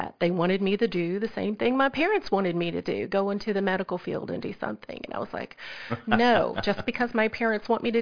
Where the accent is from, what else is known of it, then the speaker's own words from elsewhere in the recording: Southeast Missouri, United States; moved away as an adult; I'm originally from Southeast Missouri